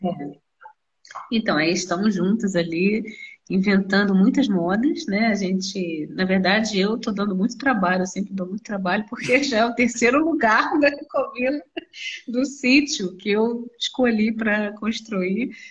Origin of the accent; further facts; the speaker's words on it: Rio de Janeiro, Brazil; moved away as an adult; now in Nova Friburgo, Brazil; eu sou carioca, moradora de Friburgo